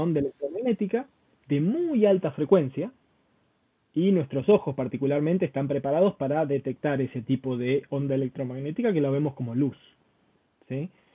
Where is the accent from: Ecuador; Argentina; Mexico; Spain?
Argentina; yo soy argentino.